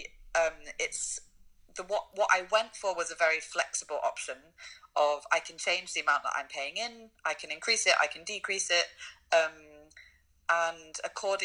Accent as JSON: {"language": "English", "country": "United Kingdom", "moved": "as an adult", "lives_now": "Germany", "said": "I haven't lived in the UK for over 8 years"}